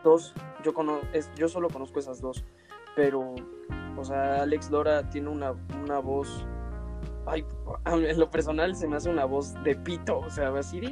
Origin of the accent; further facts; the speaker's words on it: Mexico; somos mexicanos